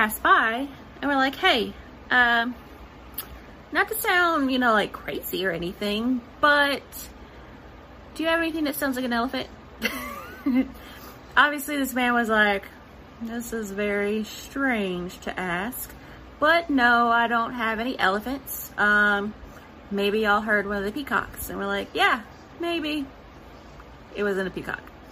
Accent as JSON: {"language": "English", "town": "Silsbee", "region": "Texas", "country": "United States", "tie": "born or raised there", "said": "I was born and raised here in Silsby, Texas"}